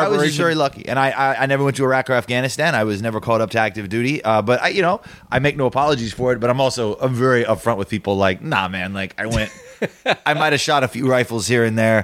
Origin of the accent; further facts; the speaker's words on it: Sacramento, California, United States; moved away; also born or lived in Florida; I was born in Sacramento, which is a whole different level of heat